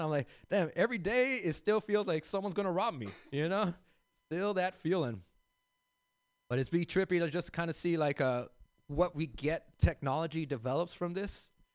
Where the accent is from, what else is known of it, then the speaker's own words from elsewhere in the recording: Los Angeles, California, United States; I grew up in South Central